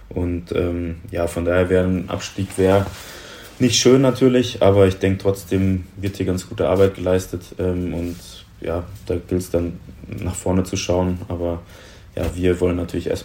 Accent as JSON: {"language": "German", "town": "Munich", "region": "Bavaria", "country": "Germany", "tie": "born or raised there", "said": "Ähm, ich bin in München geboren, also echtes Münchner Kindl."}